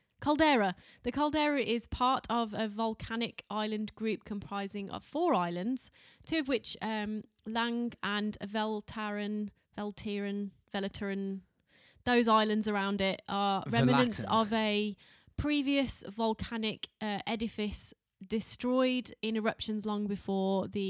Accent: United Kingdom; We're fucking Brits.

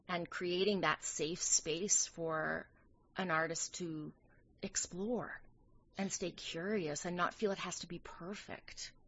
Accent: Canadian Prairies, Canada; now in New York City, United States; I'm a Canadian girl by birth. Yes, I'm from the Canadian prairies.

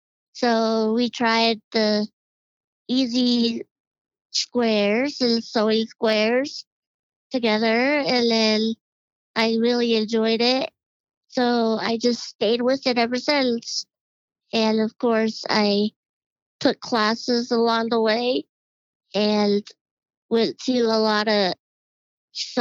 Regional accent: Colorado, United States; also born or lived in Ord, Nebraska; I was born in Ord, Nebraska, in a little tiny town, and grew up there every summer, and then we moved to Colorado. We had family here in Colorado, and then we've been here since 1984

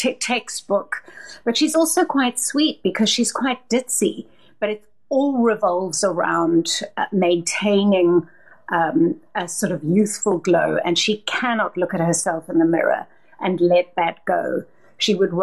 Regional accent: South Africa; also born or lived in Johannesburg / London; now in Cape Town, South Africa

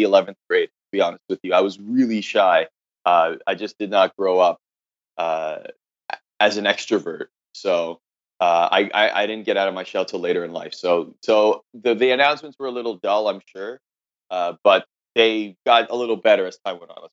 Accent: Oakville, Ontario, Canada; I grew up in just outside of Toronto, Ontario, in a city called Oakville

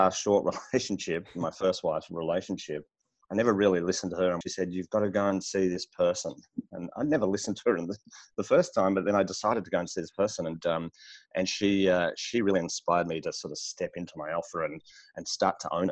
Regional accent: Melbourne, Victoria, Australia; I'm in Melbourne, Australia. And born and bred here

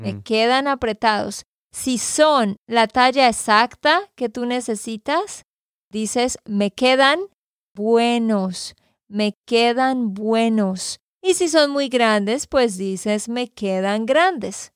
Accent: Santander, Colombia; de Santander, Colombia

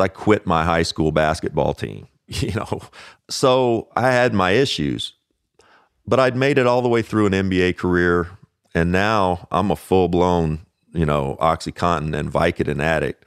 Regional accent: Owensboro, Kentucky, United States; Growing up in Owensboro, Kentucky, it's a town

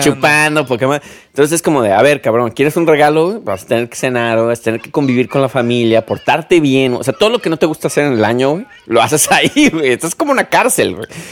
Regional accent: Mexico; soy mexicano

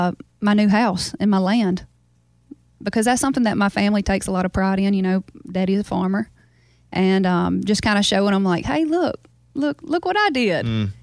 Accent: Baskin, Louisiana, United States; born or raised there

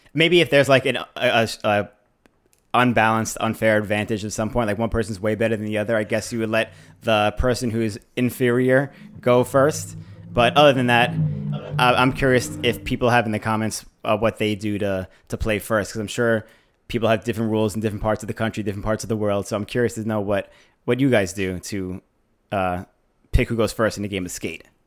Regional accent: New York, United States; we grew up in New York

